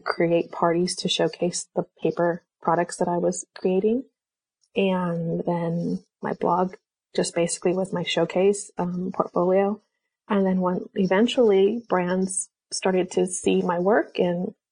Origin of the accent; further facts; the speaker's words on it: California, United States; Born and raised in California here, so haven't been very many other places.